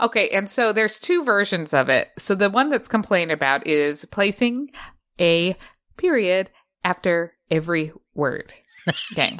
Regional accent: Utah, United States; accent: Utah; my Utah accent

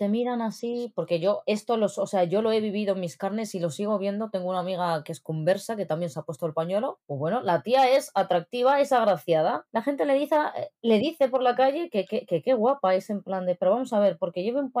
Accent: Morocco; ¿Con el camello en la calle para que reconozcas que soy marroquí o cómo va el asunto?

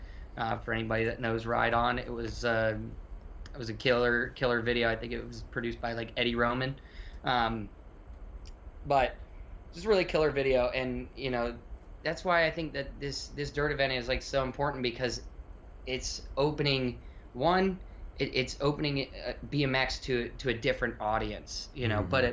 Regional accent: Florida, United States; I grew up in Florida

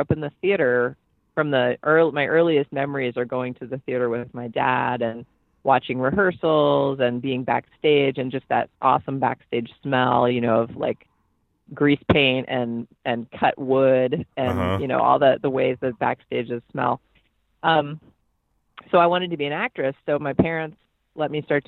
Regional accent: New York City, New York, United States; I grew up in New York City in Manhattan in Hell's Kitchen

